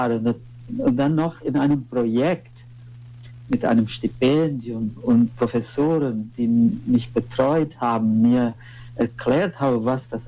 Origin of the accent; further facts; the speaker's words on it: Brazil; born there; ich bin äh, in Brasilien geboren.